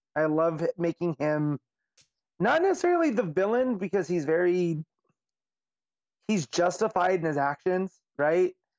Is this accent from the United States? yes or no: yes; Las Vegas, Nevada, United States; Vegas is my hometown